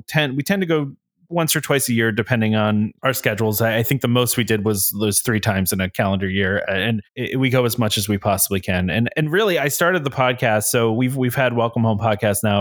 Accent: New Jersey, United States; I'm from New Jersey. I grew up in New Jersey

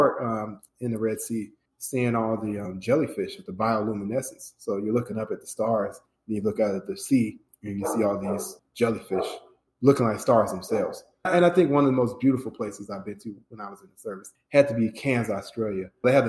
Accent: Chicago, Illinois, United States; moved away as an adult; now in Atlanta, United States; I relocated from Chicago, Illinois, which is my hometown, to Atlanta, Georgia in 2015.

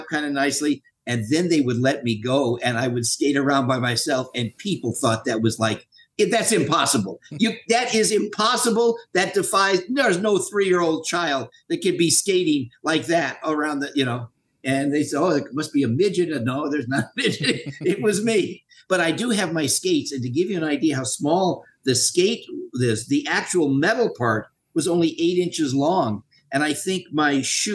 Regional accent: Los Angeles, California, United States; I was born in Los Angeles, Queen of Angels Hospital, sixth floor.

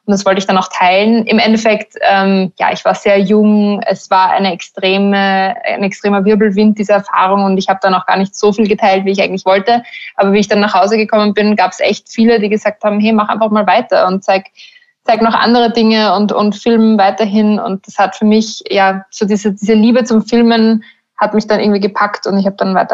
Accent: Burgenland, Austria; now in Berlin, Germany; okay, ich komme aus dem Burgenland, ich lebe irgendwo am Land

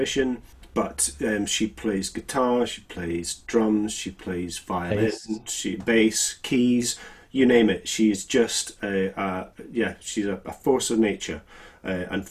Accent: Scotland, United Kingdom; I'm the Scottish one

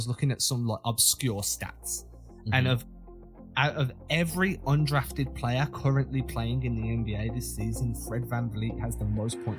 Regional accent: England, United Kingdom; moved away; I'm not even from London

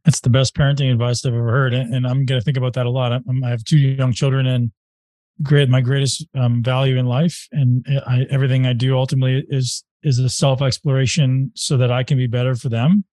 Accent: Canada; I'm from Canada

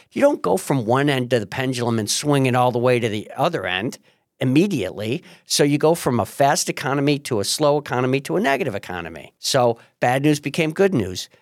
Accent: Marcellus, New York, United States; I'm from Marcellus.

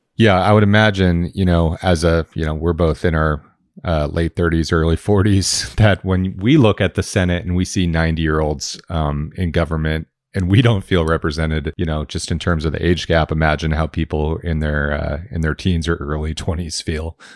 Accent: Medford, Oregon, United States; Medford, my hometown

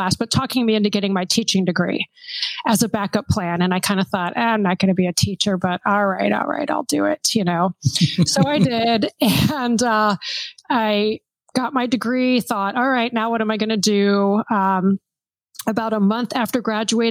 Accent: Pennsylvania, United States; moved away as an adult; now in Seattle, United States; I am from Pennsylvania, and the local community college was Bucks County Community College

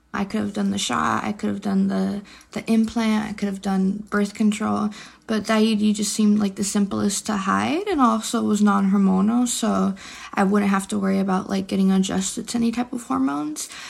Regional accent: San Francisco, California, United States; I'm from San Francisco, California

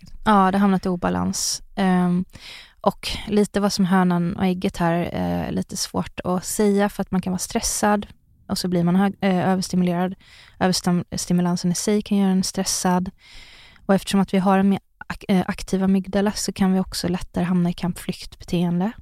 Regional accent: Sunne, Värmland, Sweden; jag växte upp i Sunne i Värmland.

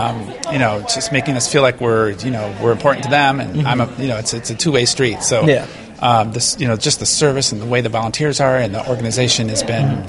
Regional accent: Michigan, United States; now in Los Angeles, United States; I grew up in Michigan

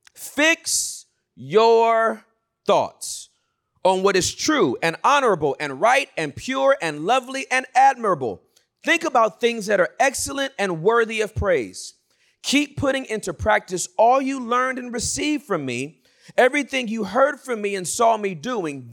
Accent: Inglewood, California, United States; I was born and raised in Inglewood, California

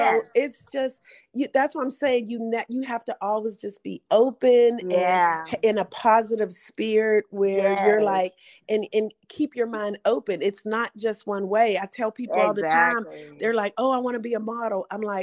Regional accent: Pittsburgh, Pennsylvania, United States; moved away as an adult; now in Atlanta, United States; I was from Pittsburgh. So I was like the top black model in Pittsburgh

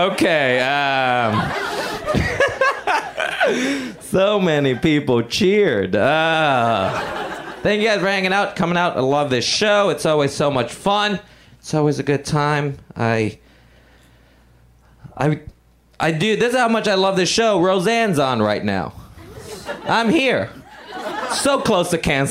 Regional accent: Puerto Rico; moved away; I grew up in Puerto Rico

